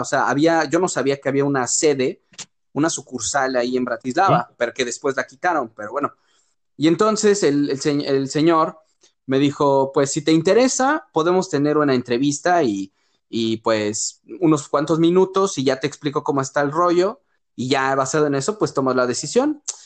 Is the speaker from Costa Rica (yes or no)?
no; Mexico; moved away as an adult; also born or lived in Europe; nunca me sentí más orgulloso, güey, de ser mexicano